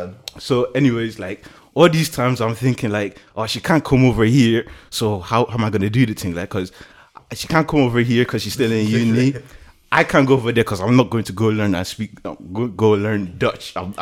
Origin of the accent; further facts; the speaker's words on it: Ireland; I'm from Ireland.